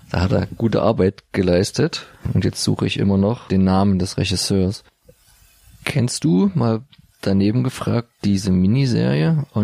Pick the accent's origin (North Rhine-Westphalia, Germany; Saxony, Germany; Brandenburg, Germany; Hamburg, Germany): Saxony, Germany; Dresden; wo wir, uns als Dresdner immer so köstlich aufregen bis amüsieren konnten